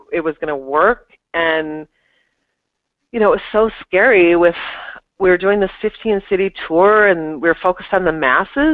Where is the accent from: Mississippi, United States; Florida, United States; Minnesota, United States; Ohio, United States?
Minnesota, United States; Minneapolis; moved away as an adult; now in New York, United States; I moved from Minneapolis to New York, and that alone is extremely intimidating, you know, Minnesota, Midwestern girl moving to the big city